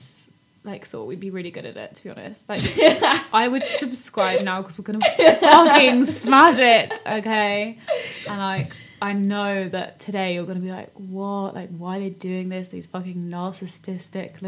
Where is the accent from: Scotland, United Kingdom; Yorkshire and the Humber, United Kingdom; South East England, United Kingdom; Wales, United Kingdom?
South East England, United Kingdom; Hastings; I'm from Hastings